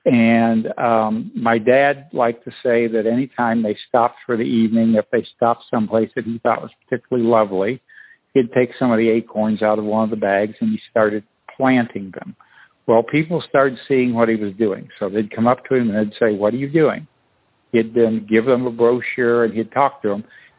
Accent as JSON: {"language": "English", "town": "Peoria", "region": "Illinois", "country": "United States", "tie": "born or raised there", "said": "I was born in Peoria, Illinois."}